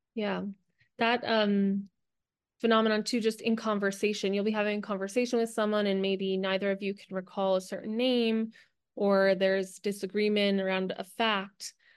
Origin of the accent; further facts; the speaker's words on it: New Jersey, United States; now in Los Angeles, United States; I live in Los Angeles, um, but I'm originally from New Jersey